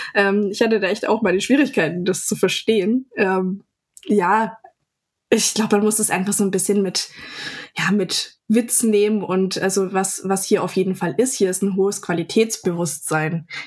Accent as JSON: {"language": "German", "town": "Ludwigsburg", "region": "Baden-Württemberg", "country": "Germany", "tie": "born or raised there", "said": "in meiner Heimatstadt"}